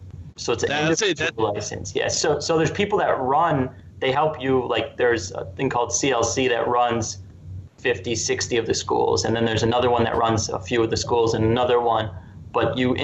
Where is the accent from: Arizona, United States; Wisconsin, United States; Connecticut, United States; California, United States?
Wisconsin, United States; moved away; I grew up in Wisconsin